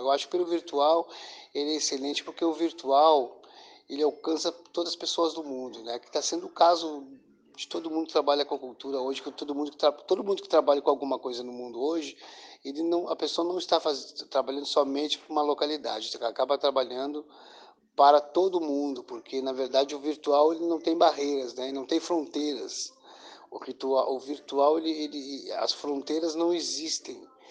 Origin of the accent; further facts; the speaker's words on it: Pelotas, Rio Grande do Sul, Brazil; eu sou de Pelotas, que eu sou do Estado Grande do Sul.